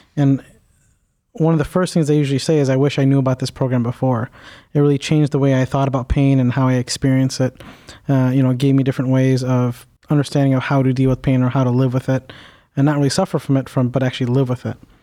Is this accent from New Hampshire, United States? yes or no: no; Cleveland, Ohio, United States; I am a native, uh, east sider of Cleveland, so I went to high school here